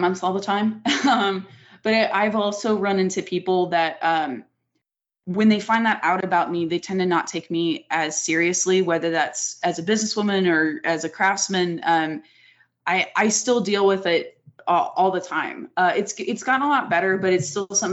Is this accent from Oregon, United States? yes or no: no; Las Vegas, Nevada, United States; growing up where I grew up in Vegas, you see taboo stuff all the time. It's just the nature of here